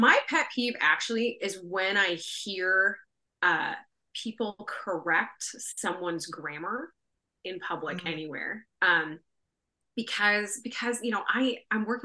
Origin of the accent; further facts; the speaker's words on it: Bakersfield, California, United States; also born or lived in Signal Hill, California / Berkeley, California; I grew up in Bakersfield, very flat, very hot